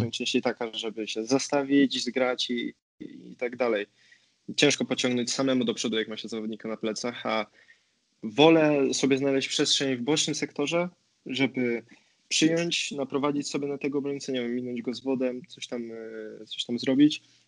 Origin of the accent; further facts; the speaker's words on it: Poznań, Greater Poland, Poland; moved away as an adult; now in Bergamo, Italy; z Poznania jestem